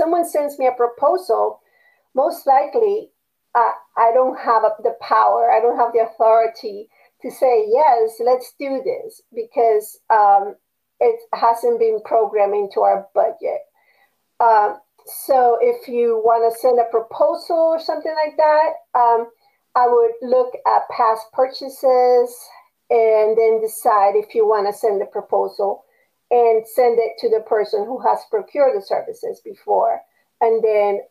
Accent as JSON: {"language": "English", "country": "Panama", "moved": "yes", "said": "I was used to in Panama, you know, it did not matter if someone was black or white or Chinese or Japanese or Indian from India or native Panamanian, you just got along with everyone"}